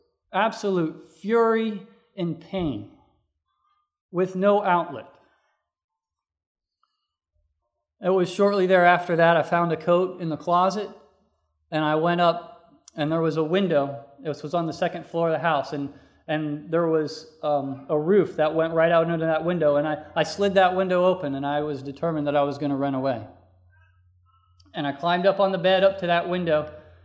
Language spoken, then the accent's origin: English; North Carolina, United States; also born or lived in Missouri; We moved away from Missouri and moved to North Carolina, where I was living with my father and my first stepmother.